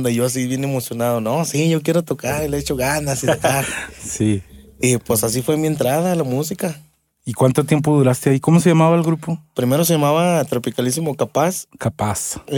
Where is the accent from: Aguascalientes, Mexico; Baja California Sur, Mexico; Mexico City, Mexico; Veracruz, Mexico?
Aguascalientes, Mexico; sí, de aquí de Huitas.